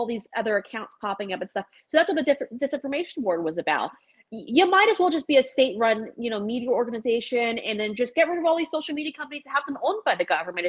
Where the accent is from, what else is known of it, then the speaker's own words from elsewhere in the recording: Long Island, New York, United States; moved away as an adult; also born or lived in South Florida; I come from Long Island